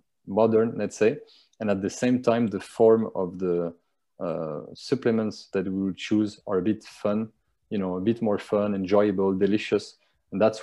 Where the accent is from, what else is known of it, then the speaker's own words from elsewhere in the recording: France; now in Dubai, United Arab Emirates; I'm from France